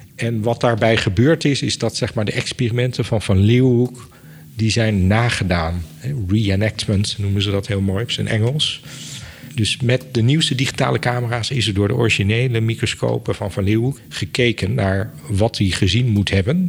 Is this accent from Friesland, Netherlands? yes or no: no; Apeldoorn, Gelderland, Netherlands; also born or lived in Enschede; In Apeldoorn ben ik opgegroeid. Ik eh, ben geboren in Enschede, dus ik ben een tukker. Maar eh, opgegroeid in Apeldoorn. Vanaf vier jaar heb ik in Apeldoorn gewoond.